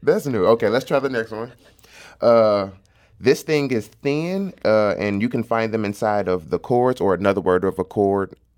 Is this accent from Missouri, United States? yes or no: yes; St. Louis, Missouri, United States; accent: St. Louis; also born or lived in University City, Missouri; I was born on North City, Saint Louis. So a lot of, like, the Kings Highway, Natural Bridge area, all of that, I was, I was growing up there.